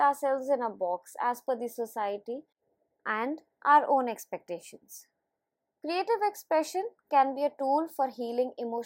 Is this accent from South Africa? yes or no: no; India; as an Indian adult